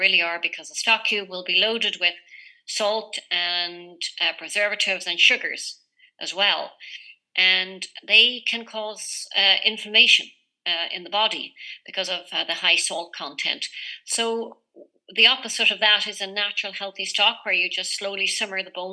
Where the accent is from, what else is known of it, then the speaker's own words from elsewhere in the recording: Ireland; moved away; also born or lived in Canada; So I was born and raised in Ireland, but went and lived in Canada for 29 years.